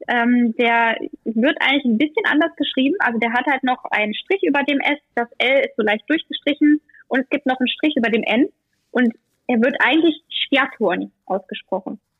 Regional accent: Germany; Ich bin in Deutschland geboren.

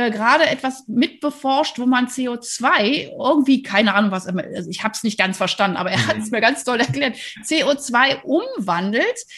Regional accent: Rhineland, Germany; also ich, ich komme ja aus dem Rheinland äh, und also da durfte man weder im Rhein schwimmen noch in der Nordsee.

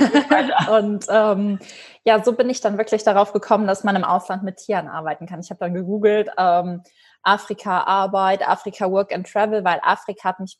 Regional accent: Germany; Also das ist äh, im Westen von Deutschland, in der Nähe von der luxemburgischen Grenze. Das ist mein Heimatort und äh, da bin ich jetzt auch gerade eben aufgrund der Pandemie.

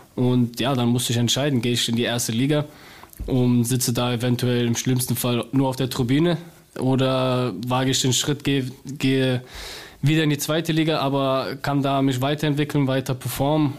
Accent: Cologne, North Rhine-Westphalia, Germany; accent: Cologne; ich bin zwar eine Kölsche Jung

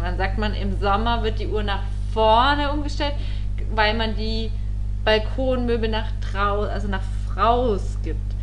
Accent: Allgäu, Bavaria, Germany; aus der Ecke, wo ich herkomme, ja, im Allgäu

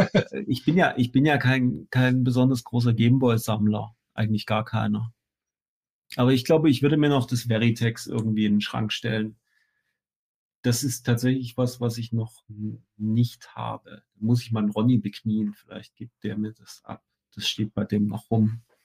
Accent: Chemnitz, Saxony, Germany; bei uns in Chemnitz

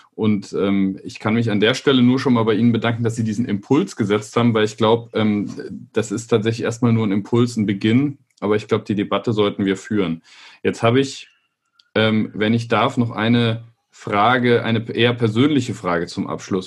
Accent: southwest Germany, Germany; moved away; ich komme ja aus dem Südwesten Deutschlands ursprünglich

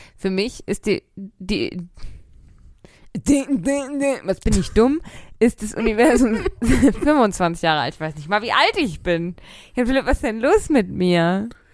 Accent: Ruhr area, North Rhine-Westphalia, Germany; ich komme aus dem Ruhrgebiet

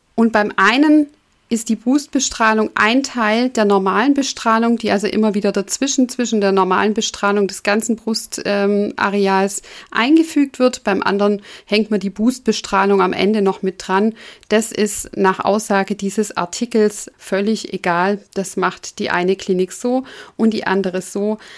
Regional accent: Southern Germany, Germany; also bei uns im süddeutschen Raum, da wo ich herkomme

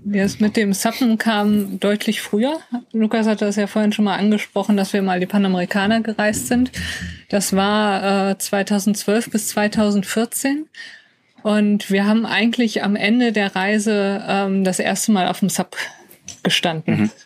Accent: North Rhine-Westphalia, Germany; wir kommen aus NRW

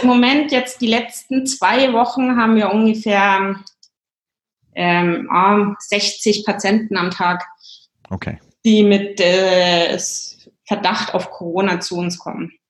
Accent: Germany; moved away as an adult; also born or lived in England / Ireland; now in Stockholm, Sweden; komme ursprünglich aus Deutschland

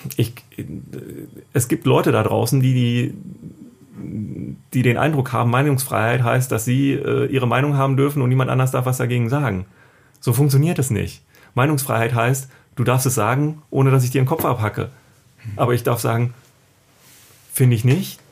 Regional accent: East Germany, Germany; ich bin äh, in der DDR geboren

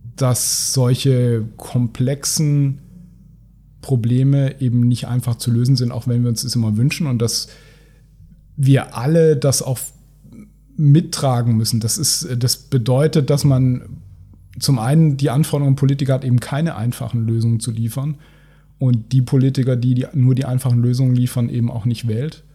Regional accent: Cologne, North Rhine-Westphalia, Germany; als Kölner

